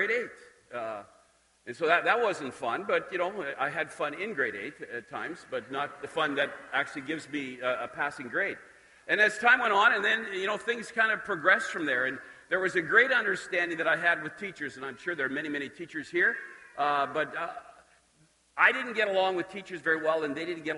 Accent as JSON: {"language": "English", "town": "Dalmeny", "region": "Saskatchewan", "country": "Canada", "tie": "born or raised there", "said": "I grew up just outside of Saskatoon in Dalmany, and started in Saskatoon, then moved out there, and did all of my schooling"}